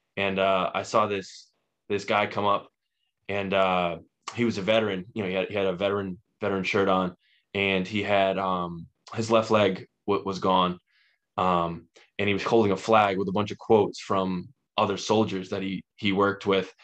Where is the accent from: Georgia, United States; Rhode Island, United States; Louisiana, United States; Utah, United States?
Rhode Island, United States; Burrillville; I'm from Rhode Island, lived here my whole life